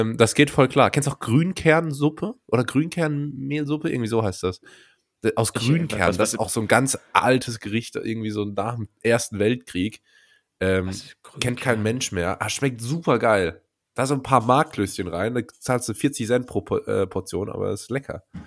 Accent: Rhineland-Palatinate, Germany; Das ist eine regionale Spezialität in meiner Heimat.

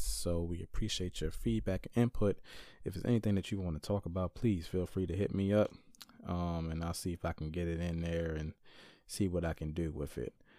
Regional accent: Caroline County, Virginia, United States; moved away; my hometown of Caroline County, Virginia

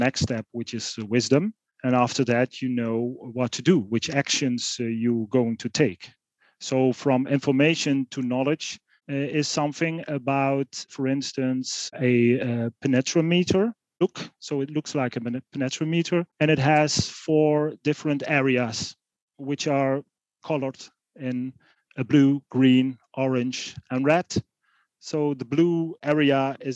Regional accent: Netherlands; also born or lived in Eindhoven; I was born in the Netherlands. You could say rural areas. It's on the German border, and I was born on a farm.

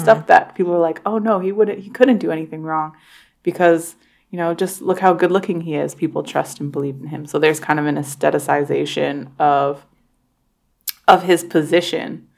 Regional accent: Toronto, Ontario, Canada; growing up in Toronto, we did celebrate Black History Month

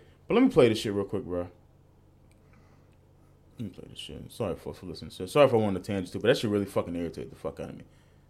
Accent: Texas, United States; That's just how I roll. I'm from Texas.

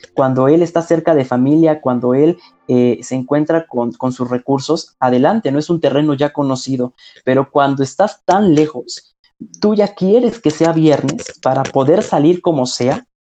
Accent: Ciudad Serdán, Puebla, Mexico; Ciudad Cerdán, de donde soy originario, no hay telesecundarias

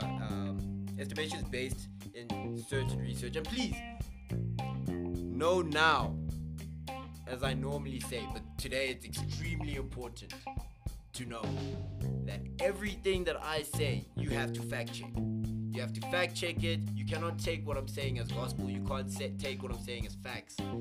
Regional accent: South Africa

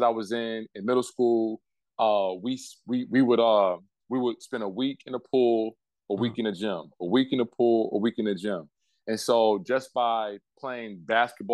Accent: Detroit, Michigan, United States; I grew up in Detroit

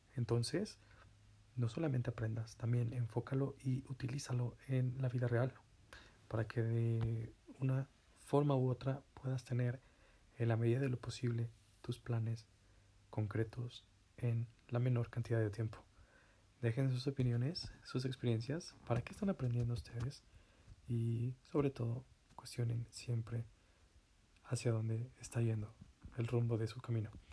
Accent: Zacatlán, Puebla, Mexico; aquí en donde me encuentro, mi tierra natal, Zacatlán de las Manzanas

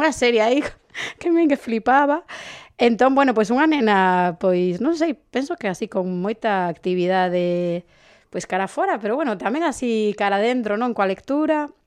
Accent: A Coruña, Galicia, Spain; eu crecín en Travesía de Vigo, eh, é dicir, que tive unha infancia rodeada de coches

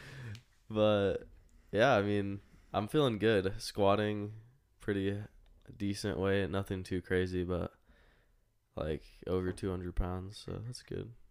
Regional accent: Las Vegas, Nevada, United States; I'm born born and raised in Las Vegas, Nevada

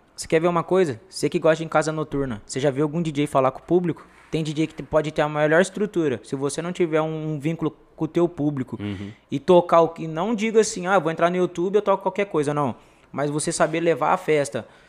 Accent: Nova Granada, São Paulo, Brazil; also born or lived in São José do Rio Preto; Na minha quebrada em Nova Granada

